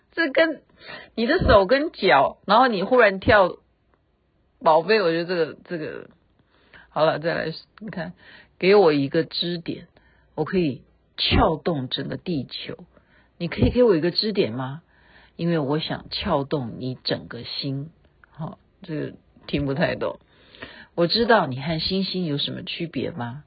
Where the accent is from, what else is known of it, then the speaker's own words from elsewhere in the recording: Taiwan; moved away; also born or lived in Chengdu, China; 我说我从台湾来